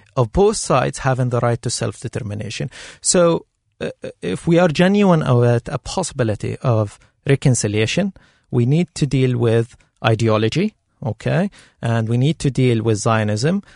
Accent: Palestine; now in Ireland; I'm originally from Palestine too

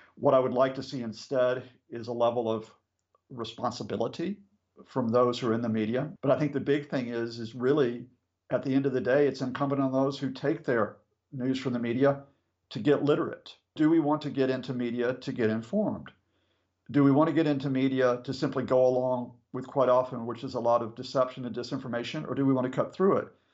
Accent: United States; now in United Kingdom; when I was a boy growing up in the States, I was born in 62

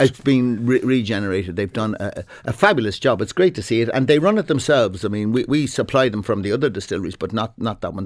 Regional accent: Dublin, Leinster, Ireland; also born or lived in Clontarf, Dublin; I'm from Merino originally

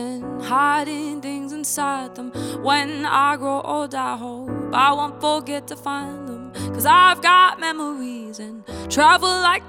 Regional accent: Canada; also born or lived in United States / Germany / England; I grew up in Canada, but I was actually born in Canada. And before that, I moved to America after I was born. After I was born, I moved to America and then to Canada and then back to Germany and then to England.

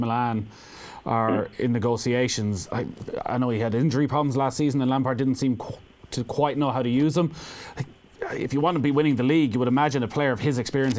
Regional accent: Mayo, Connacht, Ireland; I'm from Mayo

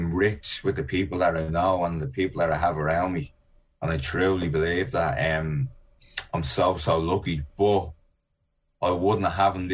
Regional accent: Ireland; also born or lived in East Coast of America; now in United States; I'm Irish and an Olympian

